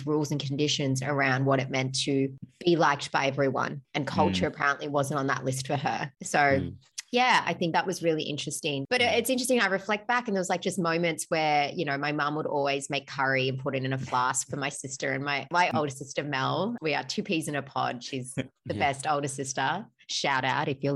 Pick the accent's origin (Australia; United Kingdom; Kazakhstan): Australia; also born or lived in Melbourne; I'm Australian. I'm proud to be Australian.